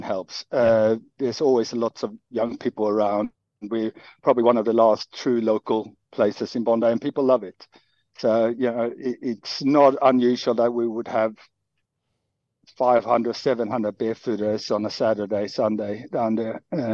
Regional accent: Helsingborg, Skåne, Sweden; moved away as an adult; now in Sydney, Australia; I'm from a small town in the south called Helsingborg, very close to Denmark

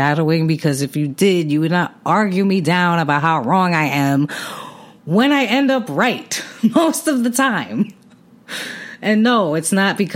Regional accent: New York City, New York, United States; I grew up on Night Street, a block on Night Street in Brooklyn

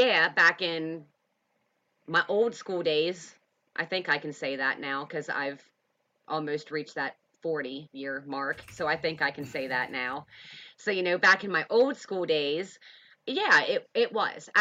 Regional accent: Pennsylvania, United States; moved away; we are from Pennsylvania

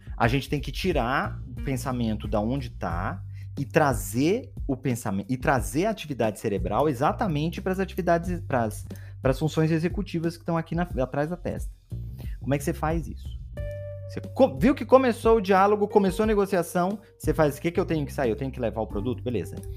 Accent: Belém, Pará, Brazil; Sou de Belém do Pará.

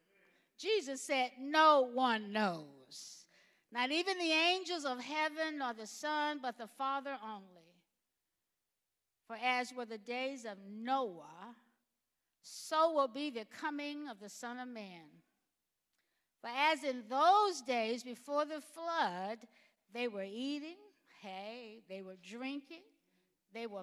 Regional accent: Alabama, United States; I grew up in Alabama

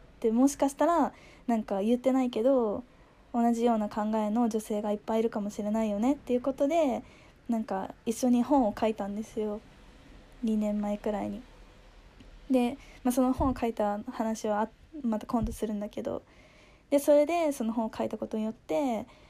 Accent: Japan; moved away as an adult; also born or lived in United States; now in Hong Kong; 自分が育生まれ育ってきた日本

